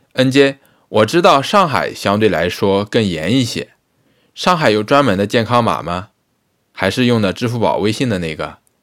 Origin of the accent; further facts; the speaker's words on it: Lianyungang, Jiangsu, China; now in Changzhou, China; 我老家是连云港嘛